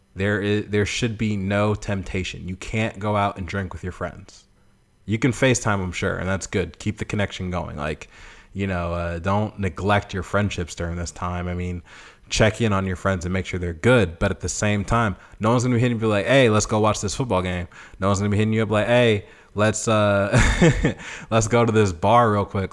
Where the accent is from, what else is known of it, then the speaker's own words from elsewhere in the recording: Boston, Massachusetts, United States; moved away as an adult; now in Memphis, United States; I'm from Boston